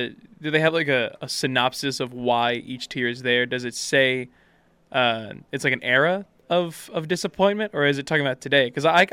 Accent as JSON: {"language": "English", "region": "Texas", "country": "United States", "said": "I'm from Texas"}